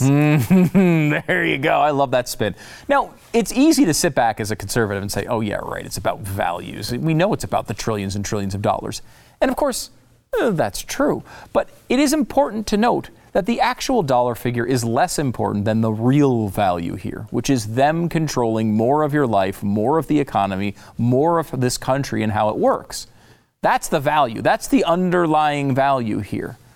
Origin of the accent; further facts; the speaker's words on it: Connecticut, United States; also born or lived in New York; I, I was, uh, born in New York. I grew up in Connecticut